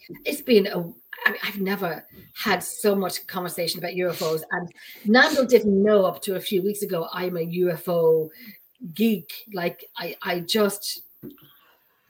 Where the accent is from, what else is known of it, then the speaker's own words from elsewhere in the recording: Ireland; I'm Irish